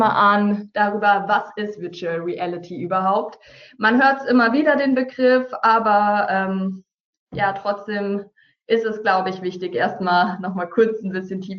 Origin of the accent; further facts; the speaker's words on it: Hesse, Germany; now in Hamburg, Germany; Wie gesagt, ursprünglich komme ich aus dem Taunus, bin dann anschließend nach Hamburg gekommen, um hier eine Ausbildung zur Medienkauffrau zu machen.